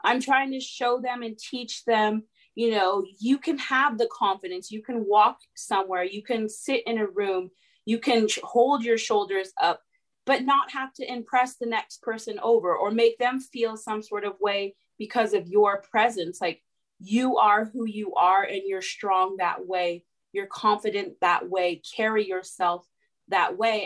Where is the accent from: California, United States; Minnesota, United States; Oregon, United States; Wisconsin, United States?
California, United States; now in Atlanta, United States; I was actually born and raised in California